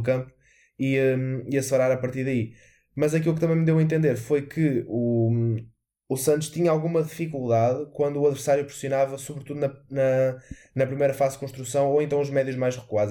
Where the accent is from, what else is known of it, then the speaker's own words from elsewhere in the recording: Portugal; enquanto português